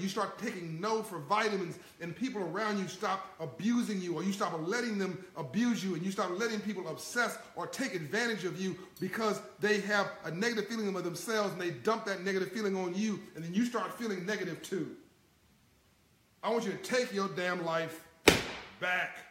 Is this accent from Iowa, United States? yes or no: no; Compton, California, United States; I came from Compton, California, in South Central